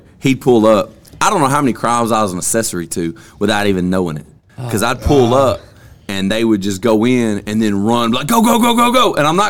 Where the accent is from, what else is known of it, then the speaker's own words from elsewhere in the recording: Vernon, Alabama, United States; moved away; I was raised in Vernon, Sullivan, Alabama, so when I moved here